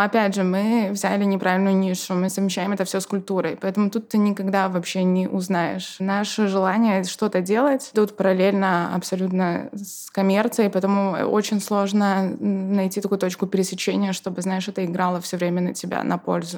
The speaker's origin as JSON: {"language": "Russian", "country": "Belarus", "moved": "yes", "lives_now": "Poznań, Poland", "said": "я как белоруска"}